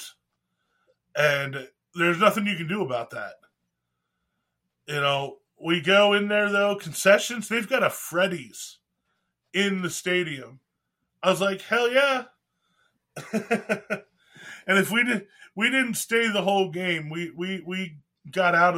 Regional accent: Pennsylvania, United States; now in Texas, United States; I grew up in Pennsylvania

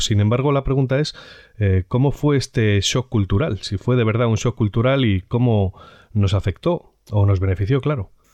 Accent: Spain

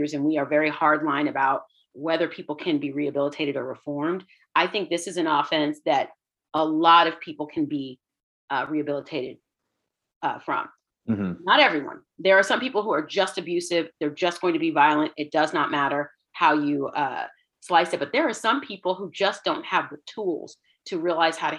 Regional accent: Houston, Texas, United States; I grew up in Houston, and my parents immigrated to the States in the late 70s

